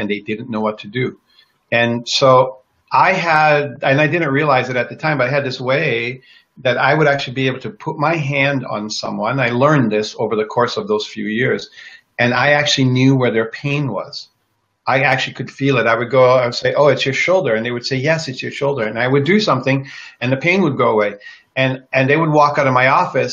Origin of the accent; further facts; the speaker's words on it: Kona, Hawaii, United States; moved away; I grew up in Kona on the Big Island in Hawaii. I'm the only one in my family that left Hawaii.